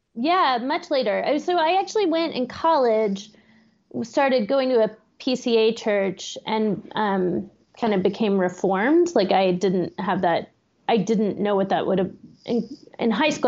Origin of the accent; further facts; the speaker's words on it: Austin, Texas, United States; moved away as an adult; now in Pittsburgh, United States; I grew up in Austin